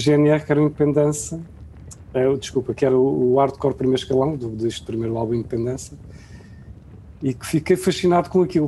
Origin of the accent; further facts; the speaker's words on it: Portalegre, Alentejo, Portugal; eu sou de Porto Alegre, ia passar sempre o, o fim de semana à casa da, minha avó, que fica a 28 km